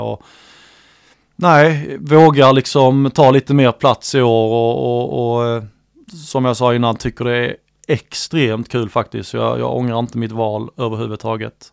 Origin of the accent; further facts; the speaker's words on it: Jonstorp, Skåne, Sweden; also born or lived in Helsingborg; Jag är född i Helsingborg men mina föräldrar flyttar ju ja, direkt till Jonstorp. Det är en liten by eh, ja, en bit utanför.